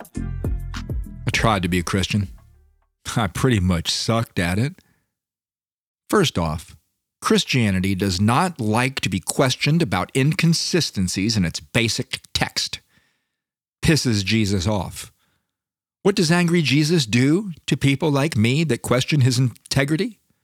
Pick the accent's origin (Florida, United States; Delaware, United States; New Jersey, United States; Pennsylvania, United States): Florida, United States; I'm from Florida